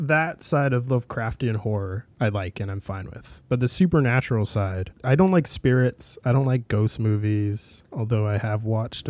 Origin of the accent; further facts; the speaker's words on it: Hawaii, United States; I grew up watching a lot of the Godzilla films. Growing up in Hawaii, they would be on the TV all the time.